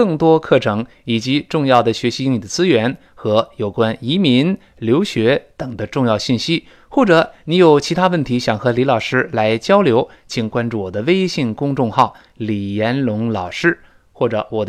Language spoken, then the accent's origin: Chinese; China; 就是我们中国人说的这个这个那个那个